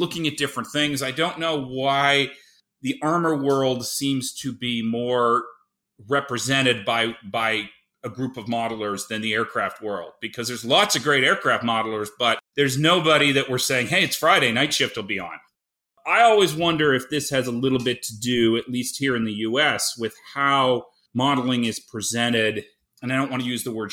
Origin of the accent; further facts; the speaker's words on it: Canada; now in Seattle, United States; growing up in Canada